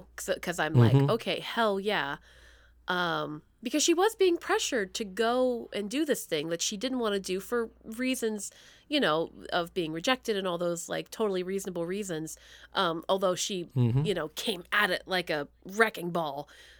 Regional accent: Bellefonte, Pennsylvania, United States; This is in central Pennsylvania. This is in Belfont, my hometown.

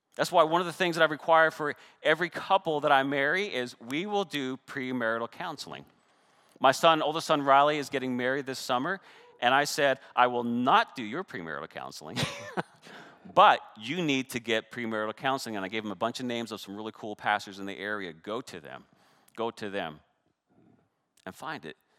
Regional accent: Canada; I'm Canadian

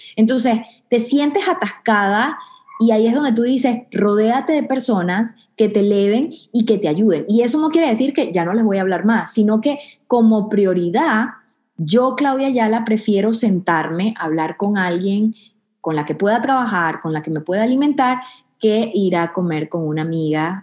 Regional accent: Venezuela; now in Houston, United States; vengo de, Venezuela, de un pueblo pequeño

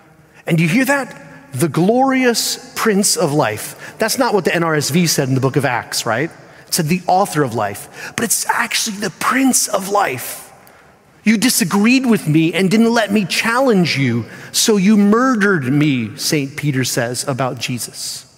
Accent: Spain; And I had the privilege of not just being brought up in an American home, but I was brought up overseas in Spain.

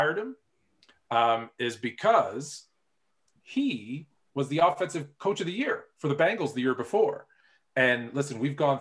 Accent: Toronto, Ontario, Canada; I grew up in Toronto

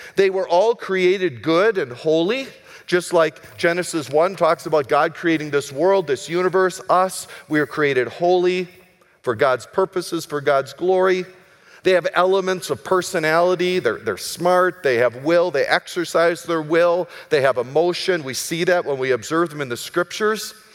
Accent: United States; also born or lived in Minneapolis; I'm an American.

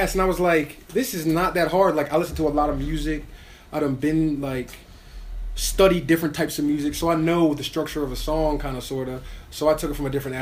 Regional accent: Harford County, Maryland, United States; also born or lived in Joppatowne, Maryland / Bel Air, Maryland / Northeast Baltimore, Maryland; I'm from Harford County, Maryland.

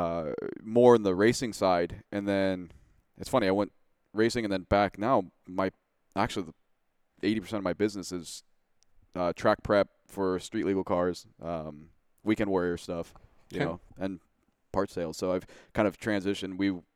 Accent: Newcastle, Washington, United States; I was in Newcastle.

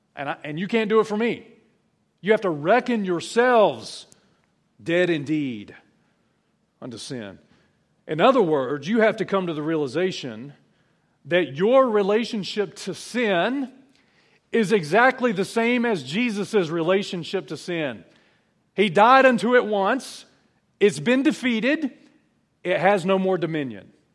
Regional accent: South Alabama, United States; I'm from South Alabama

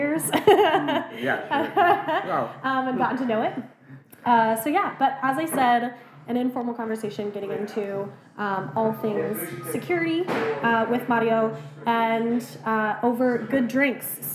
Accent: United States; now in Ireland; as an American

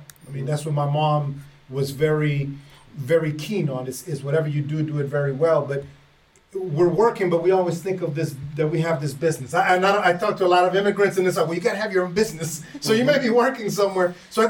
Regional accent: El Salvador; moved away; I'm originally from El Salvador.

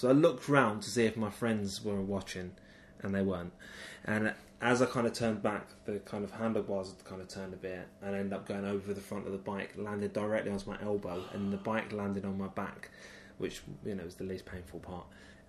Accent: London, United Kingdom; I was born in Dulwich Hospital

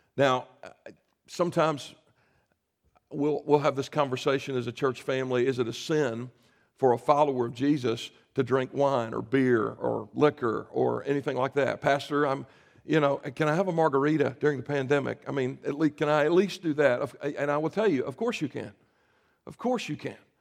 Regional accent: South Carolina, United States; I grew up in South Carolina

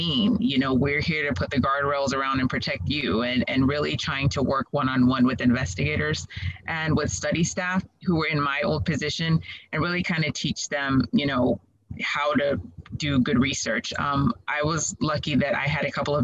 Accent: Dallas, Texas, United States; also born or lived in Waco, Texas / Houston, Texas / Nigeria (ancestry); I'm originally from Dallas area. And so, you know, I am Nigerian by culture

